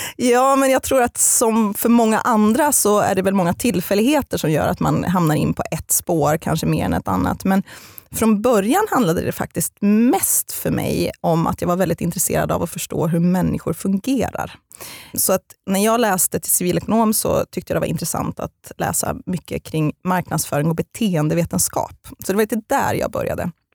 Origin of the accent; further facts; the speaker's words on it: Eskilstuna, Södermanland, Sweden; also born or lived in Getinge / Halmstad; Men jag är främst uppvuxen i Eskilstuna, för mina föräldrar skildes när jag var fem år gammal.